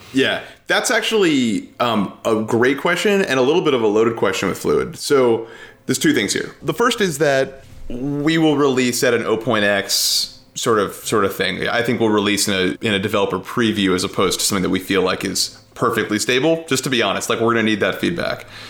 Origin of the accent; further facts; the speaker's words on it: New York City, New York, United States; moved away as an adult; also born or lived in Connecticut; now in Seattle, United States; I grew up in New York City